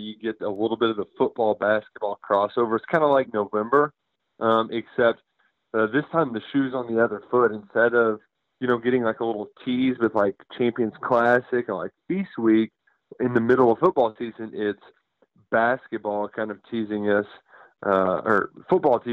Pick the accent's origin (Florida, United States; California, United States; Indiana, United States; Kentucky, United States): Kentucky, United States; Louisville; Growing up in Louisville, Kentucky